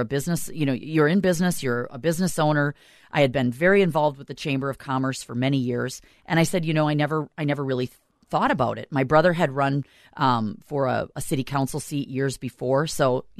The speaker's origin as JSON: {"language": "English", "town": "South St. Paul", "region": "Minnesota", "country": "United States", "tie": "born or raised there", "said": "I'm originally from South St. Paul."}